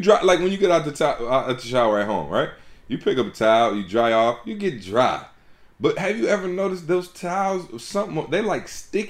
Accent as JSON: {"language": "English", "region": "Midwest", "country": "United States", "said": "Of course, y'all know we're from the Midwest, so it makes even more sense for us to be, you know, supporting and supported by a Chevy dealership."}